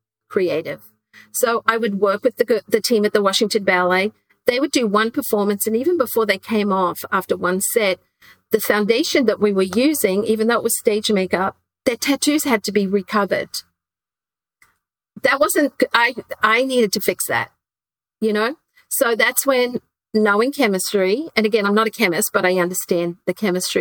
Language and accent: English; Queensland, Australia; moved away; I grew up in Queensland, Australia